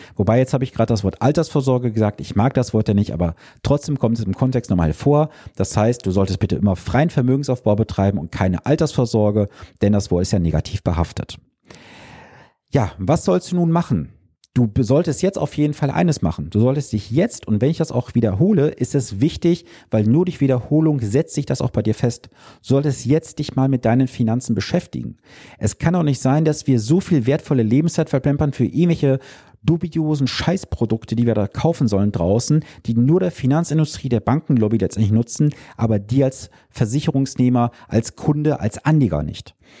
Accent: Germany; als Deutsche

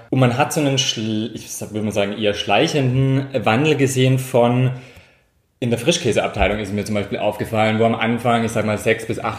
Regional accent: Tyrol, Austria; ich bin ursprünglich aus Tirol, also auch vom Land, das heißt Bauernhof und so weiter ist schon alles sehr nah.

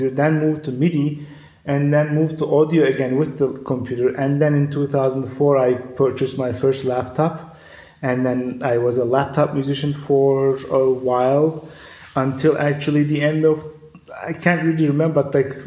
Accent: Istanbul, Turkey; moved away as an adult; now in Berlin, Germany; I'm a self-taught electronic musician who was born and raised in Istanbul, but has been living in Berlin since mid-2014

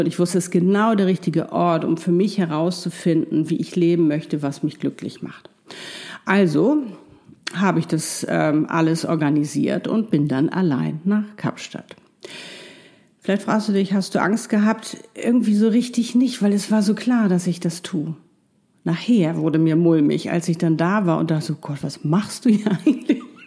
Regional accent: Hamburg, Germany; ich saß in meinem wunderschönen Loft in, ähm, in Hamburg, meine Heimatstadt

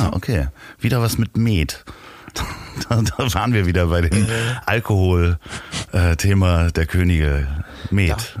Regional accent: Germany; man wird mich in England nicht als Deutschen heraushören

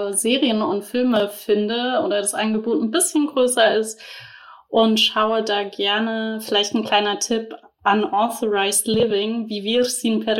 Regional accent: Black Forest, Baden-Württemberg, Germany; born or raised there; moved away

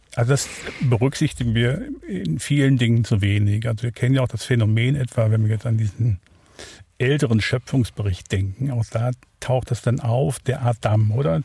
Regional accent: Wuppertal, North Rhine-Westphalia, Germany; now in Neuhausen, Switzerland; Ich bin äh, geboren in Wuppertal, Barmen, also in Deutschland, aufgewachsen dort

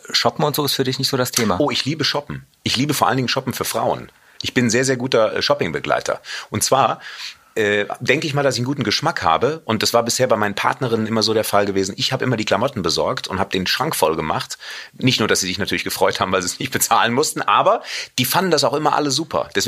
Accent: Cologne, North Rhine-Westphalia, Germany; weil ich ja Rheinländer bin, als Kölner, muss eine Bratwurst sein.

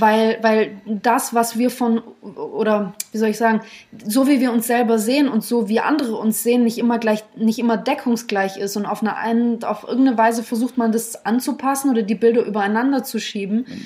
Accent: Germany

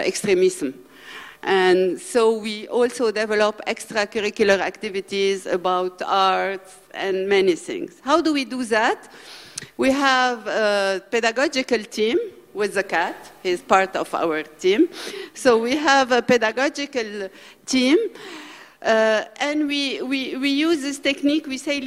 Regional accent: Lebanon; I come from Lebanon, where we have 2 million refugees for a population of 6 million

